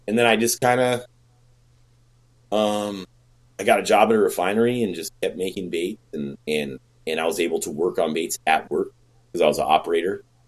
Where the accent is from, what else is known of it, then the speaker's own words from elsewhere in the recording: Bay Area, California, United States; I'm from the Bay Area uh, now, you know, and it's expensive